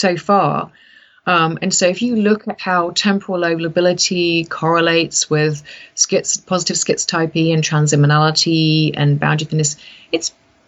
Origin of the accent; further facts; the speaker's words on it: United Kingdom; so I'm British, I came from that background